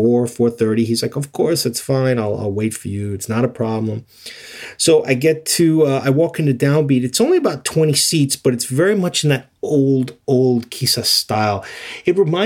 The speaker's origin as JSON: {"language": "English", "country": "United States", "said": "I was from America"}